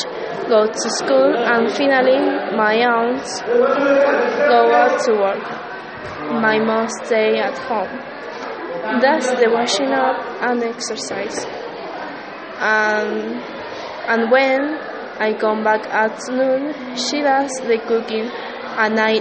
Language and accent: English; Salta, Argentina; English is a second language; I'm from Argentina.